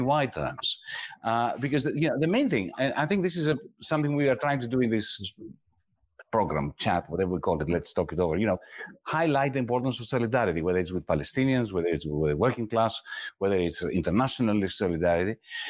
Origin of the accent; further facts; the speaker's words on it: Greece; moved away; when I was growing up in Greece